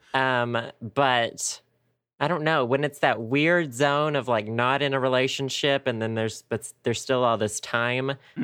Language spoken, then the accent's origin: English; Arkansas, United States; also born or lived in Conway, Arkansas; I went to my hometown today for the first time in like two years